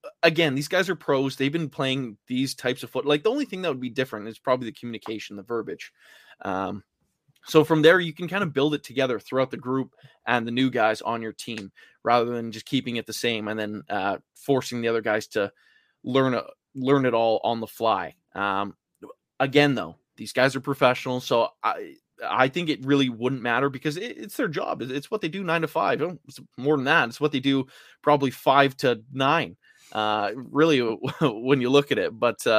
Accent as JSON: {"language": "English", "town": "Vancouver", "region": "British Columbia", "country": "Canada", "said": "I'm from Vancouver."}